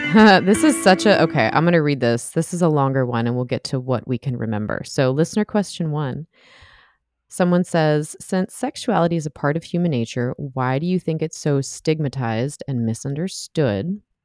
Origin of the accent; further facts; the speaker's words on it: United States; I'm an American